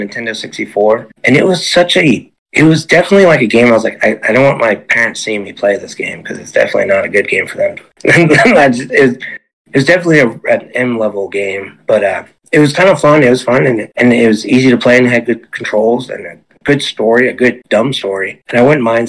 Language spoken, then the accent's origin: English; East Coast, United States; moved away as an adult; now in West Texas, United States; I'm out here in lonely West Texas, and I'm not from here. I'm from the East Coast.